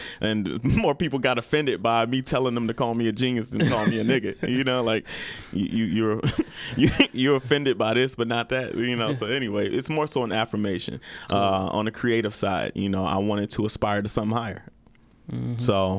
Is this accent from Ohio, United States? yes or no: yes; Maple Heights, Ohio, United States; moved away as an adult; now in Phoenix, United States; I'm just the a regular neighborhood guy. I'm from Maple Heights, Ohio.